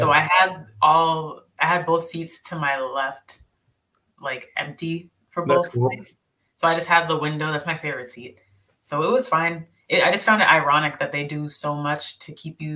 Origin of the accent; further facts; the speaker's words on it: Brockton, Massachusetts, United States; also born or lived in San Diego, California; I'm from San Diego, but I was raised in Brockton, Massachusetts.